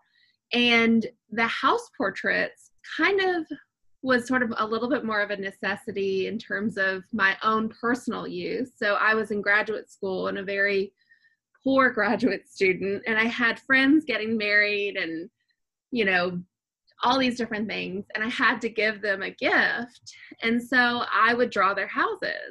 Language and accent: English; United States; I grew up right outside of Washington, D.C.